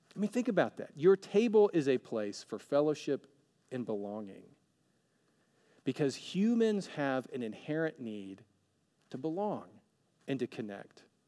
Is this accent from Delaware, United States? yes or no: no; Alabama, United States; now in Oregon, United States; I'm from Alabama, and now I'm living in Oregon